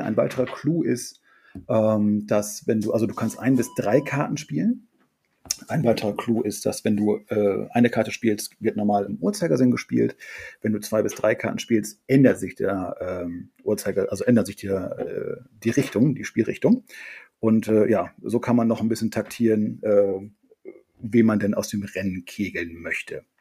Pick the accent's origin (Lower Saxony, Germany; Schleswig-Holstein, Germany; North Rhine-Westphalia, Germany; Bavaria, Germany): Lower Saxony, Germany; Friesland; aus Friesland ist meine Heimat